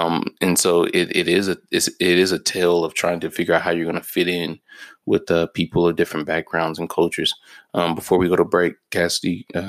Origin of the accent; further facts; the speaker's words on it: Memphis, Tennessee, United States; moved away; also born or lived in Clearfield, Utah / Ogden, Utah; But in 2002, we moved from Memphis, Tennessee, a place we'd only known our whole life, to Utah, fucking Ogden, Utah. Actually, we moved to Clearfield, Utah first, and then Ogden, Utah.